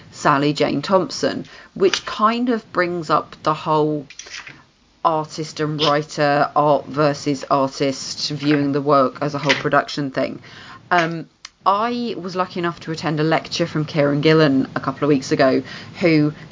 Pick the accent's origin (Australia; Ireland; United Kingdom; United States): United Kingdom; You mocked me for being British.